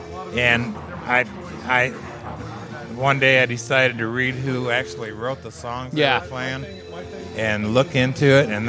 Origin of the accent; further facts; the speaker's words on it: Ann Arbor, Michigan, United States; also born or lived in Phoenix, Arizona; now in Prescott, United States; I grew up in Ann Arbor, and that's where the University of Michigan is